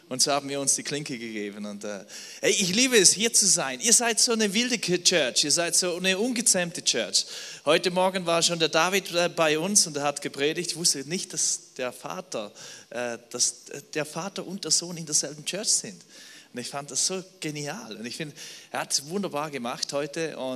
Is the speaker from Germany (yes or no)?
no; Switzerland; Also ich bin Schweizer, ich kann auch auf Schweizerdeutsch sprechen, wenn ihr wollt.